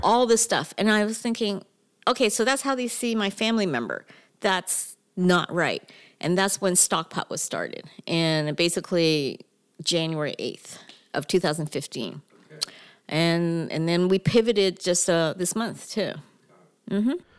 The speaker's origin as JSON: {"language": "English", "town": "Mississauga", "region": "Ontario", "country": "Canada", "also_born_or_lived": "Toronto", "moved": "as an adult", "lives_now": "California, United States", "said": "I'm from Mississauga."}